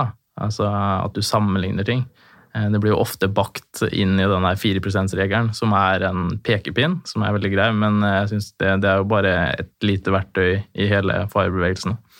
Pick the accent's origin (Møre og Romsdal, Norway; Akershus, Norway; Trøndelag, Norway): Trøndelag, Norway; Trondheim; now in Fredrikstad, Norway; jeg er født i Trondheim, jeg bor i Fredrikstad